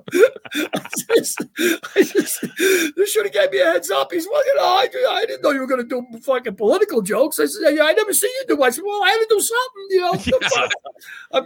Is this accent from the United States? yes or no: yes; New York, United States; I'm from New York